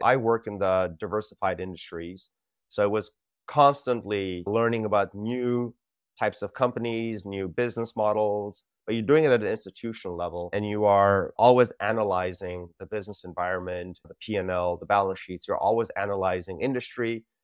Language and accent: English; California, United States; moved away as an adult; also born or lived in India / Los Angeles, California; now in Singapore; grew up most of my life in California